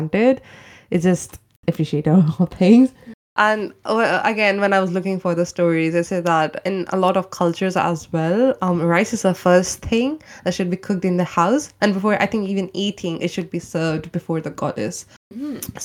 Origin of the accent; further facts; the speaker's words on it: India; moved away; I'm from India